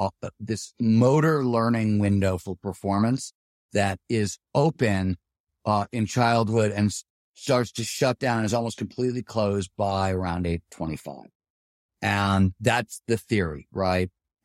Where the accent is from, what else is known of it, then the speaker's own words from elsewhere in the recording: Ohio, United States; Well, so the way we rode bikes, I grew up in Ohio, we were trying to do what, like BMX jumps and things like